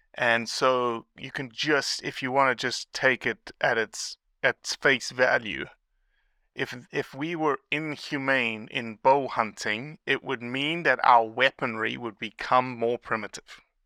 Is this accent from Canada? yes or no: no; South Africa; as a kid growing up in South Africa